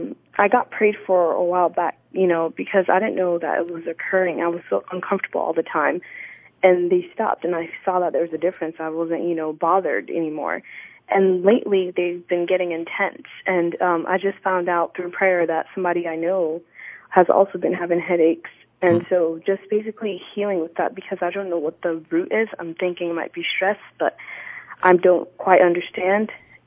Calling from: Waxahachie, Texas, United States; I am calling from Waxahachie.

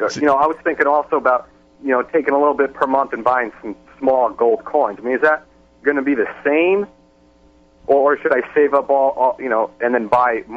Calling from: Florida, United States

